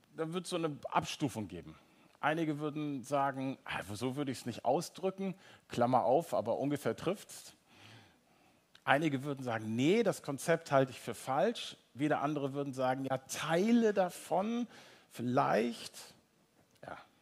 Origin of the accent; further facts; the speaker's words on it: North Frisia, Schleswig-Holstein, Germany; now in Hamburg, Germany; Ich komme aus Nordfriesland, ihr merkt, ich komme so richtig ne, aus germanischem Urland